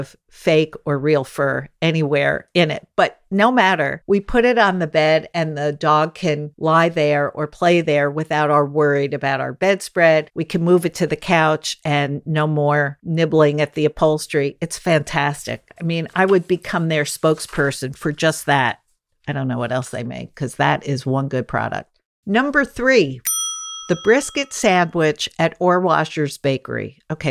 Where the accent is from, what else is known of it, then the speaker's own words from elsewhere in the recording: New York City, New York, United States; a lot of us who grew up here at that time do know one another